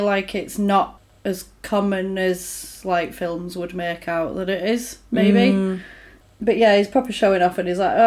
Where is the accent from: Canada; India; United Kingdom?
United Kingdom; England; We're English. We don't sound like that.